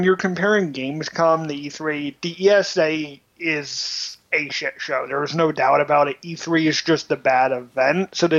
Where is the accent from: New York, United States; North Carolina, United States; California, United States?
New York, United States; New York City; Yeah, I grew up in New York City